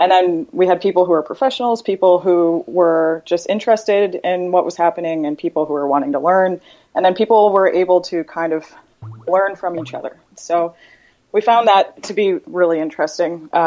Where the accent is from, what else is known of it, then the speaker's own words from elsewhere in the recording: London, Ontario, Canada; I'm from London, Ontario, in Canada. we call it the the other London.